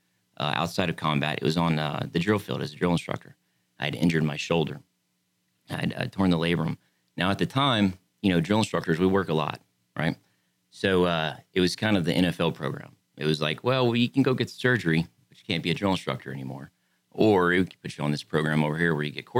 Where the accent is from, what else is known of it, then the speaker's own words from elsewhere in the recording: Pasadena, Texas, United States; moved away as an adult; also born or lived in San Diego, California; I was born in Pasadena, Texas